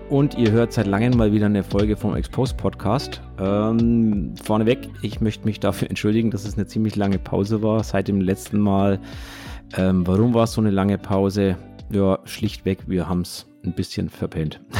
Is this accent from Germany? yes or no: yes; West Germany, Germany; Okay, jetzt muss ich kurz als, als Wessi, wie so schön heißt, fragen